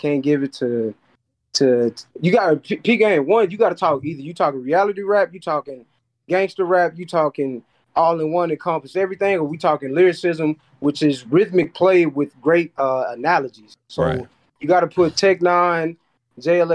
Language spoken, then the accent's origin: English; the South, United States; I'm from the South